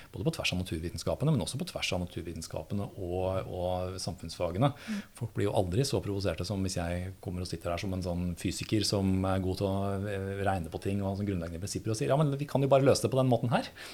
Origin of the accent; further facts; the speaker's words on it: Høylandet, Trøndelag, Norway; jeg vokste opp eh, i Nord-Trøndelag, i bygda Høylandet.